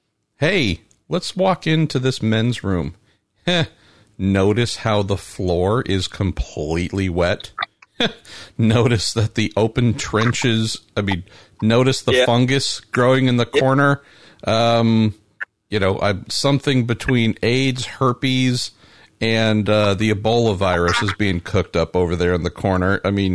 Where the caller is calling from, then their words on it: California, United States; I'm calling you from California.